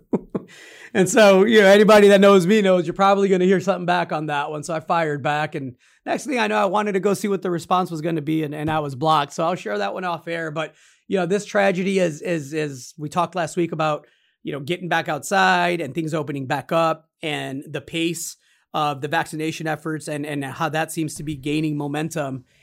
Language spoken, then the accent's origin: English; United States; As an American